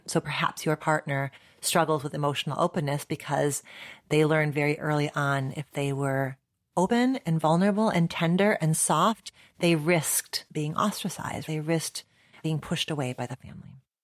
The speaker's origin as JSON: {"language": "English", "country": "United States", "said": "my location as an American psychologist"}